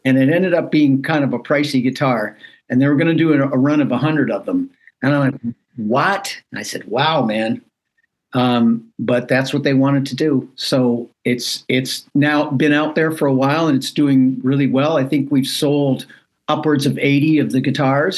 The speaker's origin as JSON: {"language": "English", "country": "Canada", "moved": "as an adult", "lives_now": "United States", "said": "I'm a Canadian citizen"}